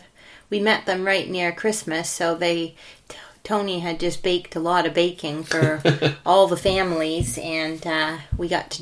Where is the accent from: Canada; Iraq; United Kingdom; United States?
Canada; growing up in Canada in the early 90s